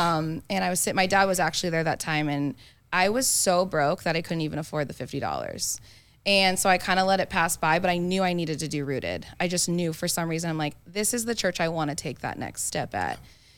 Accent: Phoenix, Arizona, United States; I'm from

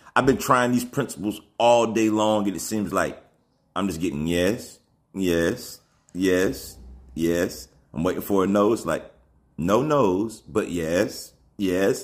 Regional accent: Alabama, United States; I come from Alabama

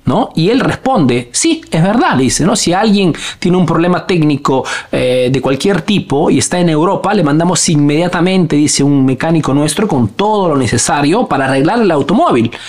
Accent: Peru; now in Italy; soy un emprendedor peruano

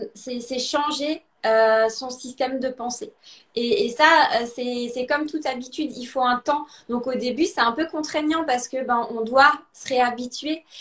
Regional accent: Alsace, Grand Est, France; also born or lived in Lausanne, Switzerland; now in Italy; Je suis originaire à la, base d'Alsace, en France

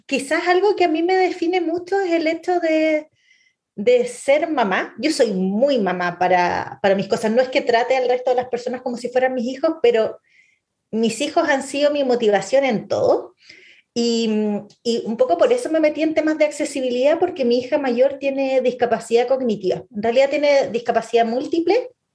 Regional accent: Santiago, Santiago Metropolitan Region, Chile; Chile ya no somos solo chilenos

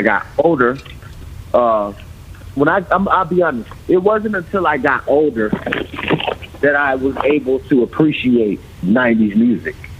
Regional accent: Tallahassee, Florida, United States; also born or lived in Memphis, Tennessee / Fort Lauderdale, Florida; I was born and raised in Tallahassee, Florida. And around third grade, I went to Memphis, Tennessee

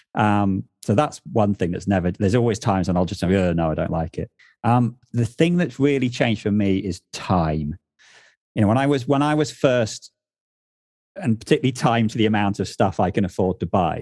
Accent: England, United Kingdom; moved away as an adult; now in north of England, United Kingdom; where I grew up in the South

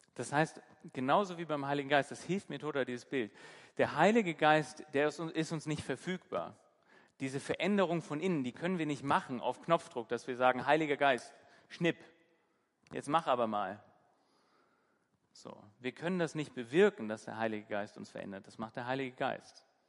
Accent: Hamburg, Germany; now in Bremen, Germany; ich bin in Hamburg aufgewachsen

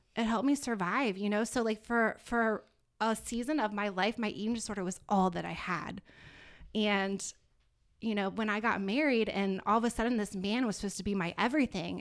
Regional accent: Virginia Beach, Virginia, United States; moved away as an adult; now in South Florida, United States; I'm originally from Virginia Beach, Virginia

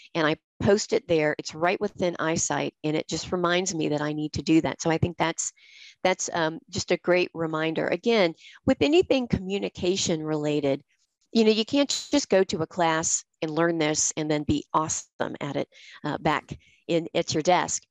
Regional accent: the American South, United States; accent: Southern; I'm from the American South. We are known for our Southern accents

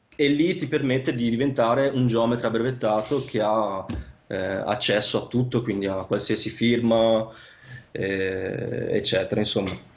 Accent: Vicenza, Veneto, Italy; moved away as an adult; also born or lived in Sicily; now in Lausanne, Switzerland; io sono di origine siciliana, però nato e cresciuto a Vicenza

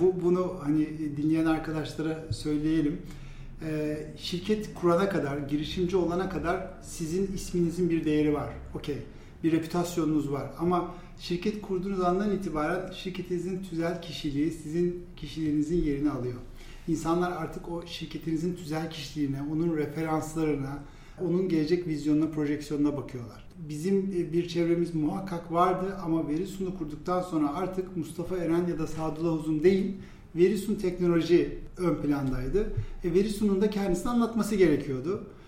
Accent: İzmir, Turkey; moved away as an adult; now in Istanbul, Turkey; 1979 ee, İzmir doğumluyum

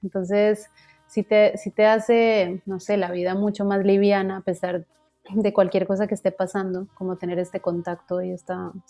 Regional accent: Bogotá, Colombia; born there; nací en Bogotá y Bogotá pues es como selva de cemento total.

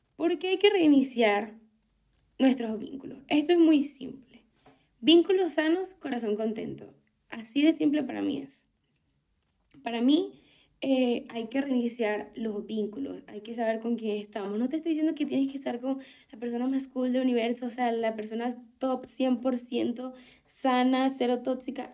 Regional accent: Venezuela; moved away as an adult; no me iba a quedar en Venezuela no tanto por todo el tema político, sino que no me veía en mi país

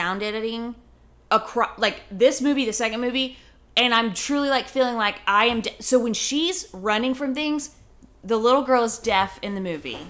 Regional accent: Colorado, United States; growing up in Colorado.

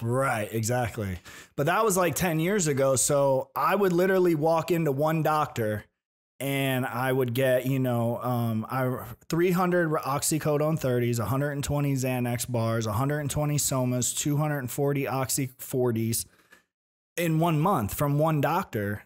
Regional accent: Tampa, Florida, United States; I was born in Tampa

